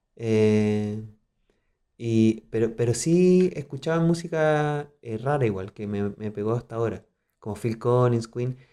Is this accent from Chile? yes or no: yes; southern Chile, Chile; accent: Chilean; moved away as an adult; now in Mexico City, Mexico; los de … somos del sur, de Chile